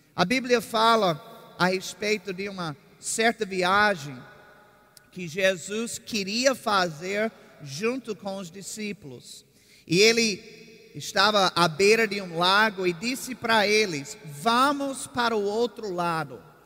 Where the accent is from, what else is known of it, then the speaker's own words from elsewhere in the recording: Virginia, United States; moved away as an adult; also born or lived in Oklahoma; now in Brazil; Eu sou do estado de Virgínia